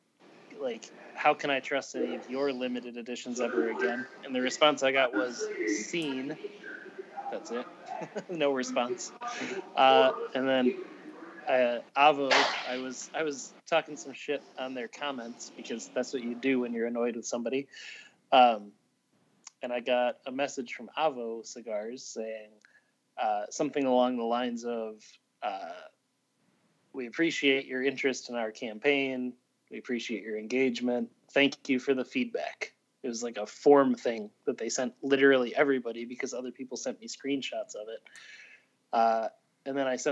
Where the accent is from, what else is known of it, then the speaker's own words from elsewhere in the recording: Midwest, United States; I'm from the Midwest